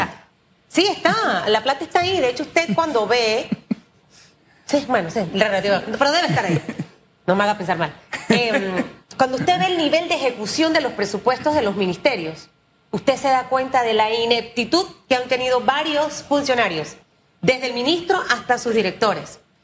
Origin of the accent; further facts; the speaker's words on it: Panama; como panameña